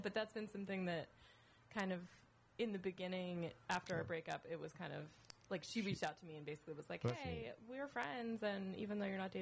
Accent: Northern California, United States; I'm from Northern California, as it's referred to, NorCal

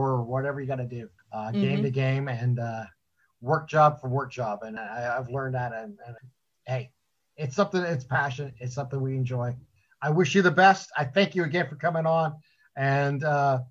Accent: Northeast Ohio, United States; I'm from Northeast Ohio, so Cleveland fan

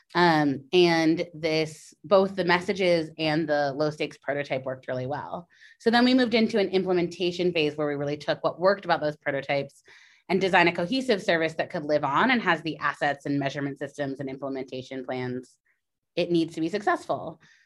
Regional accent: California, United States; now in New York, United States; my home state of California.

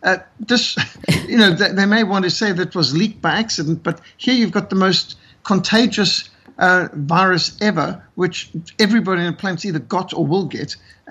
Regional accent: Australia; I've done some speaking to as an Australian.

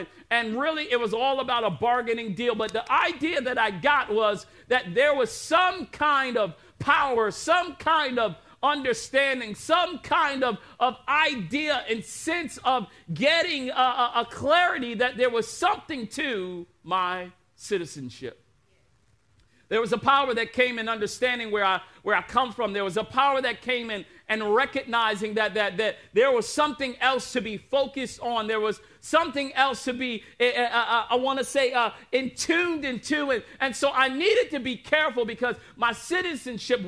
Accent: United States; I'm an American.

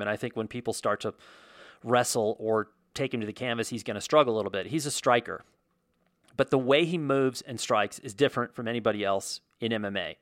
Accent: United States; growing up in America as an American kid

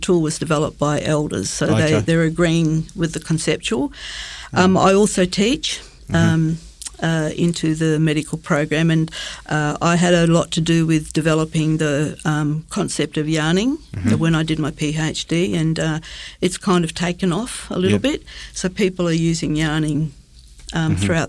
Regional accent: Broome, Western Australia, Australia; moved away as an adult; now in Perth, Australia; I actually come from the West Kimberley. I was born in Broome, grew up in Broome, and eventually, after lots of different journeys, came to live in Perth.

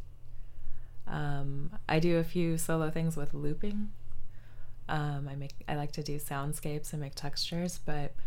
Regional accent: Longmont, Colorado, United States; moved away as an adult; also born or lived in France / Grenoble, France / Antibes, France; now in San Jose, United States; I grew up in a town called Longmont, Colorado

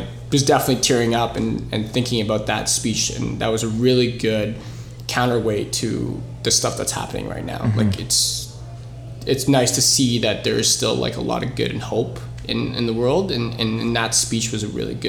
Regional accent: Canada; also born or lived in United States; we're all Canadians and that's how we're connected. But like, I'm happy that I'm Filipino Lebanese.

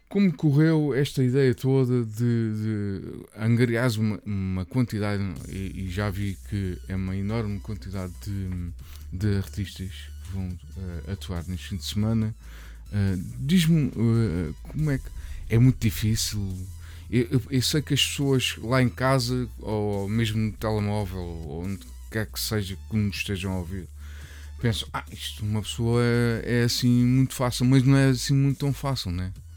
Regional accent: Barreiro, Setúbal, Portugal; eu sou do Barreiro

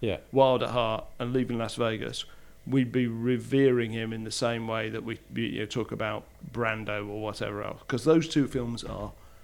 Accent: United Kingdom; I'm British

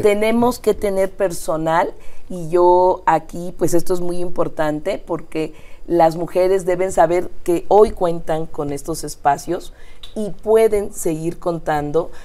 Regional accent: Mexico City, Mexico; also born or lived in Iztapalapa, Mexico City; yo nací en el Poniente, nací En, la, colonia Nativitas

